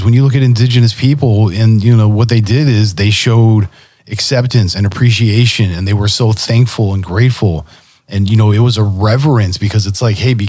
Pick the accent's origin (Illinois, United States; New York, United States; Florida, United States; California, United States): California, United States; I'm from Cali, right? I'm a Del Taco kid.